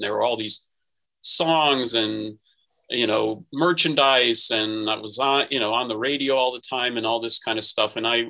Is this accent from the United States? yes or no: yes; Minnesota, United States; moved away; even though I grew up in Minnesota during the time of the Kicks and the NASL, and even lived for a time in Bloomington where they played their home games